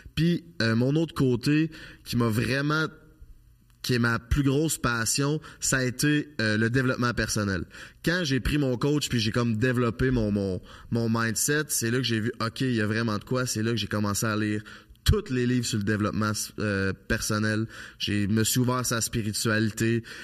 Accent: Charny, Quebec, Canada; moved away as an adult; Je viens de Charny, une petite ville en banlieue de Québec. J'ai vécu là toute ma vie jusqu'à l'âge de 25 ans.

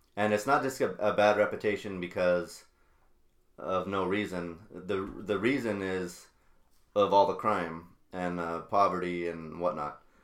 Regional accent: Albuquerque, New Mexico, United States; moved away as an adult; now in Wisconsin, United States; me and my sister here, uh, we grew up in Albuquerque, New Mexico, on the west side

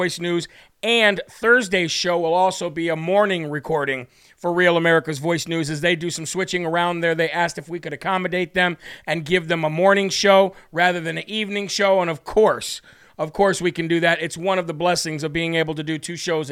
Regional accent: Illinois, United States; I'm from Illinois

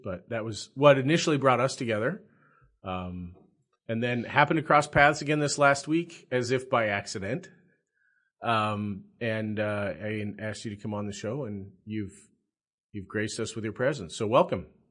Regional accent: South Dakota, United States; now in Nebraska, United States; I'm a South Dakota boy.

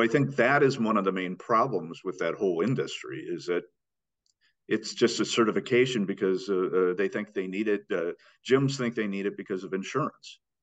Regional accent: Iowa, United States; I grew up in Iowa.

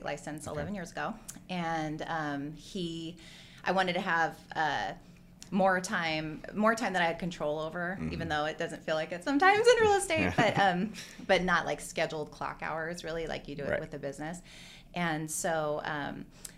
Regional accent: Hawaii, United States; moved away as an adult; also born or lived in Westport, Washington / Santa Barbara / San Diego; now in Vancouver, United States; I grew up in Hawaii, and I've lived in Vancouver for 23 years this year.

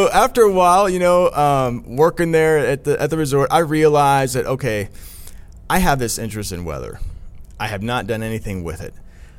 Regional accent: Midwest, United States; And then growing up in the Midwest, you know, I had the severe weather aspect

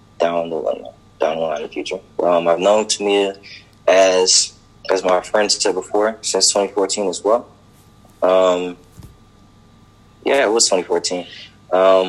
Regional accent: Fort Pierce, Florida, United States; I'm from Fort Pierce, Florida.

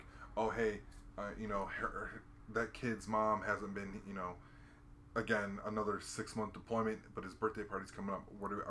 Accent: Hawaii, United States; And when I was a kid growing up in Hawaii, there was only two families that had a fence in the yard.

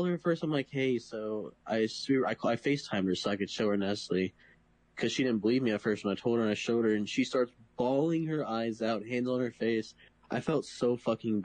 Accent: Virginia, United States; moved away as an adult; I'm from Virginia

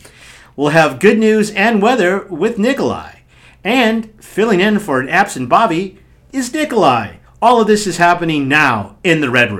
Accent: Omaha, Nebraska, United States; we both come from O-Towns? I'm from Omaha.

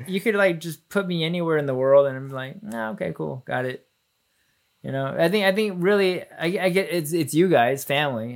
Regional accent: Plano, Texas, United States; also born or lived in Garland, Texas; we moved from Garland to Plano

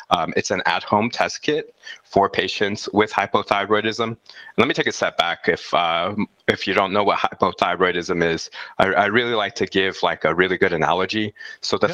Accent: El Paso, Texas, United States; I'm from El Paso, Texas, uh, right on the border of Mexico and the United States of America

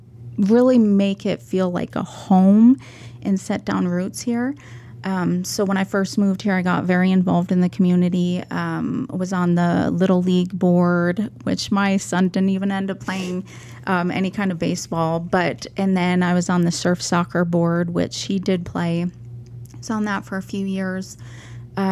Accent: Minnesota, United States; moved away as an adult; also born or lived in California; now in Cedar City, United States; I'm not from Cedar City. I'm originally from Minnesota, so you'll hear the accent a little bit. I grew up in a really small town. I think the biggest town I've ever lived in is about the size of Cedar.

